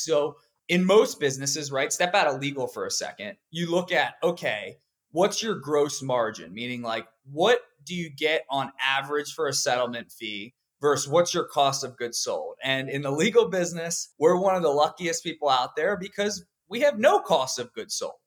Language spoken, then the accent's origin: English; Pennsylvania, United States; I grew up in Pennsylvania